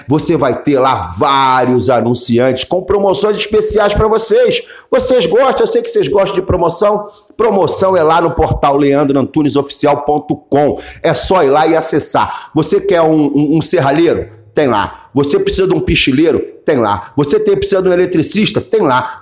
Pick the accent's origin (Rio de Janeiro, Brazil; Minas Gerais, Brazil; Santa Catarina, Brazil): Rio de Janeiro, Brazil; now in Braga, Portugal; Eu nasci em Cascadura.